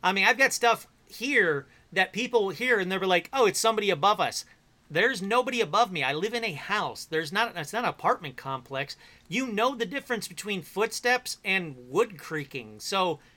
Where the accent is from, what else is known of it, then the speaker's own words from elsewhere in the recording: Illinois, United States; Illinois residents